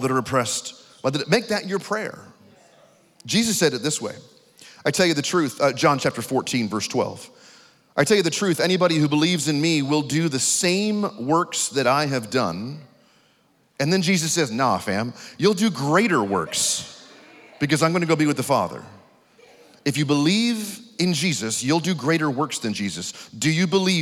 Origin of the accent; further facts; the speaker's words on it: New York, United States; now in Texas, United States; I pastor in Texas, but I'm actually from New York